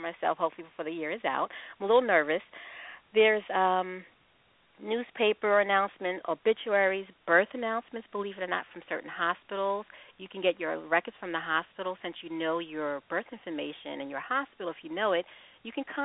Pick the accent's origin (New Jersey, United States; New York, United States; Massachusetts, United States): New York, United States; Long Island; I'm from New York, and I'm adopted as well. I was raised on Long Island